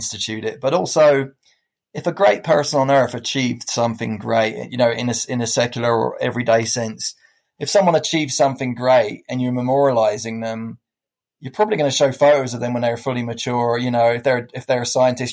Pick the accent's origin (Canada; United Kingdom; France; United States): United Kingdom; England; moved away; I grew up in England